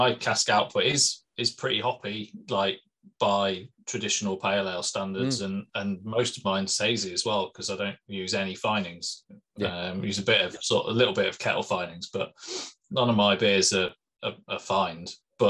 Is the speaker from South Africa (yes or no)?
no; Midlands, United Kingdom; I grew up in the Midlands drinking cask mild